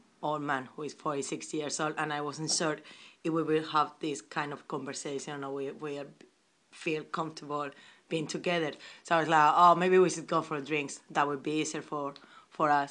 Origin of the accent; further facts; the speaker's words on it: Spain; English is a second language; now in London, United Kingdom; I'm from Spain.